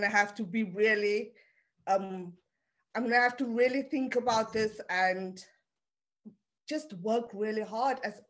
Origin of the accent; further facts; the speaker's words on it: Cape Town, Western Cape, South Africa; first language Afrikaans; English is a second language; moved away as an adult; also born or lived in Preston, England / Leeds, England; now in London, United Kingdom; I was born in South Africa, in Cape Town, grew up there